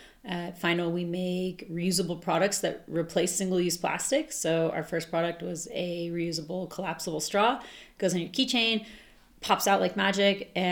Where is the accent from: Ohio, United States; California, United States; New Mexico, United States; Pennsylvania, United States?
New Mexico, United States; Santa Fe; also born or lived in Santa Barbara; Yeah, so I grew up here in Santa Fe